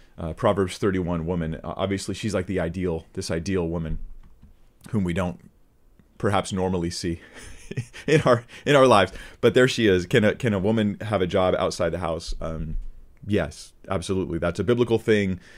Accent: United States; as an American

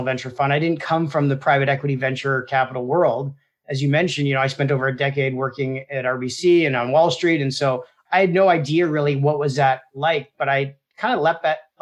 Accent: Toronto, Ontario, Canada; My dad owned a fruit and vegetable market in Toronto

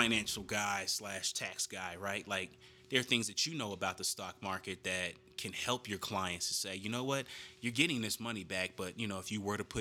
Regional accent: Denver, Colorado, United States; We grew up in Denver

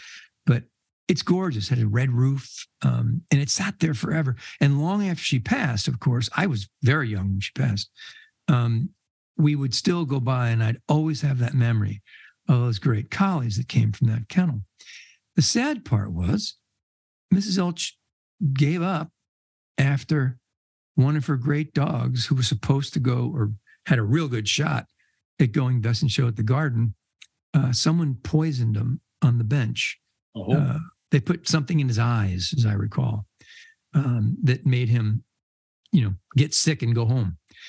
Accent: Red Bank, New Jersey, United States; when I was a kid, I grew up in Red Bank, New Jersey

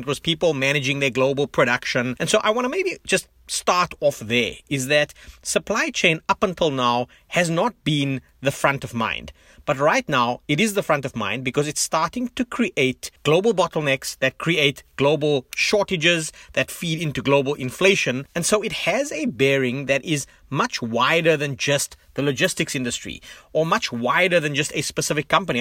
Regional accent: South Africa; moved away; as a South African who lives globally

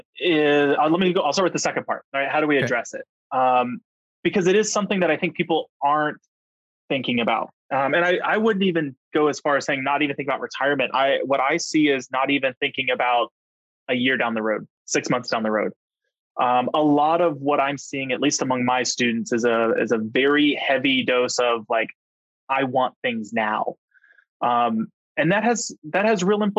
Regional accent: outside of Houston, Texas, United States; I grew up outside of Houston

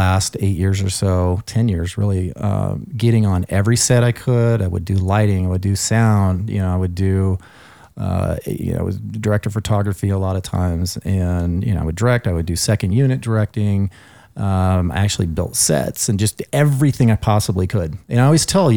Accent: Colorado, United States; moved away; also born or lived in California; I grew up in Colorado

